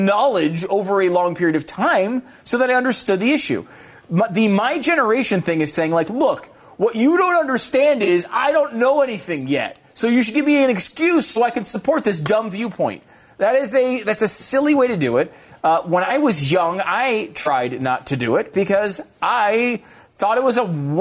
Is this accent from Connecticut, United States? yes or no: yes; Connecticut, United States; I grew up in Connecticut